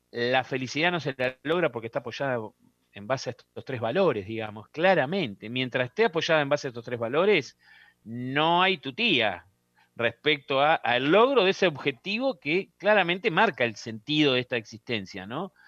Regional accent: Uruguay; para nosotros los uruguayos, ¿no? Porque acá los rocas somos uruguayos

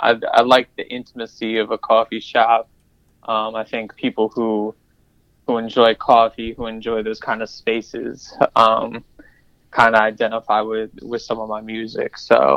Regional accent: Columbia, Maryland, United States; Yes, that's correct. From Columbia, Maryland.

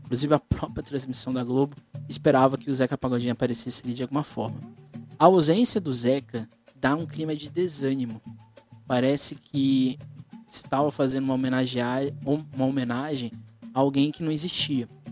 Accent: Guarujá, São Paulo, Brazil; eu sou do Guarujá

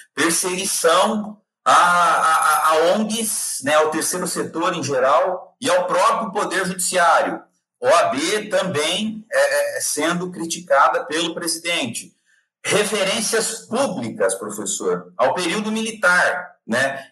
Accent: Brazil; como, como brasileiro

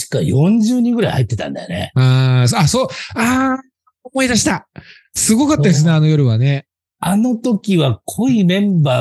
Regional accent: Tokushima, Japan; also born or lived in Kansai; 徳島出身で、

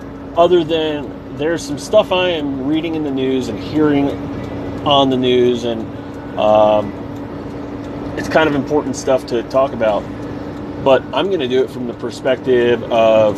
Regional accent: New York, United States; moved away as an adult; also born or lived in Texas / Kansas / Florida / Missouri; now in Colorado, United States; I'm originally from New York. I am now currently a resident in Colorado

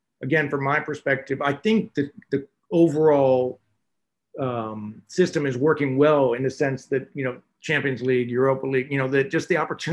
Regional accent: United States; as an American

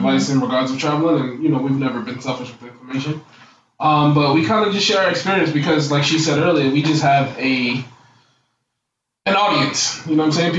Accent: New York City, New York, United States; also born or lived in Queens, New York; I'm originally from Queens, New York, but I was raised in Brooklyn.

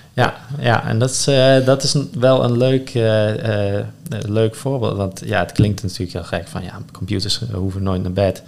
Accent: Netherlands; onze identiteit als Nederlander

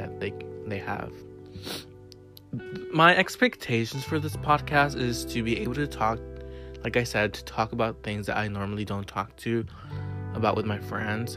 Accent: Laredo, Texas, United States; moved away as an adult; now in San Marcos, United States; I am originally born and raised in Laredo, Texas, and I currently reside in San Marcos, Texas

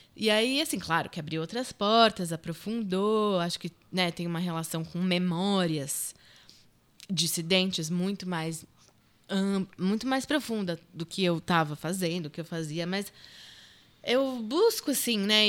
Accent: Brazil; Eu nasci no Brasil, minha mãe mora aqui há 40 anos.

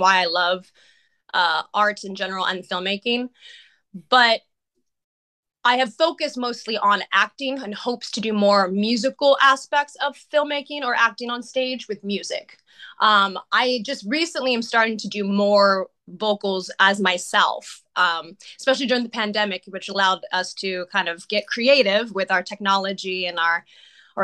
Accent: Santa Rosa, California, United States; moved away as an adult; also born or lived in Los Angeles; I eventually went to a theater arts program in the Santa Rosa Junior College, in my hometown

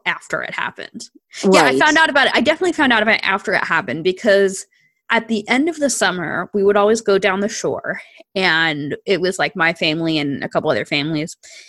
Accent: New Jersey, United States; I'm from New Jersey and like an area

